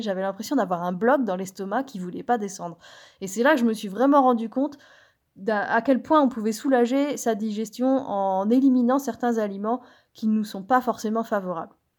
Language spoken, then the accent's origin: French; Brittany, France; je suis bretonne